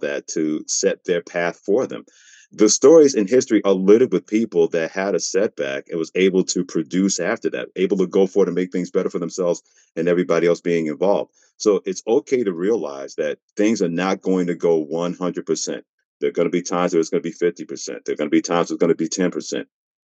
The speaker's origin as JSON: {"language": "English", "town": "New York City", "region": "New York", "country": "United States", "tie": "born or raised there", "also_born_or_lived": "Mansfield, Pennsylvania / Portland, Maine", "moved": "as an adult", "said": "growing up in New York City"}